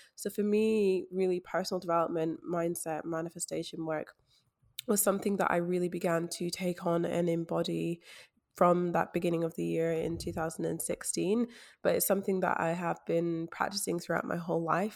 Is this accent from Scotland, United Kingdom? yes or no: yes; Scotland, United Kingdom; especially as a Black woman growing up in Scotland